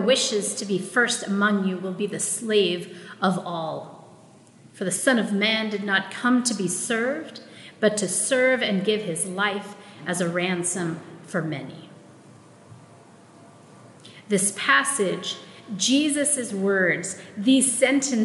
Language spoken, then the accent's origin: English; Philippines; first language Tagalog; English is a second language; my Filipino-ness, my Tagalog is my first language-ness